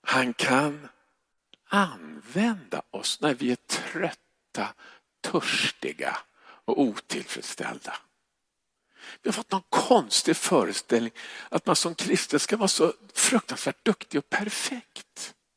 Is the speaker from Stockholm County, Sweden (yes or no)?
yes; Stockholm, Stockholm County, Sweden; jag kommer från Stockholm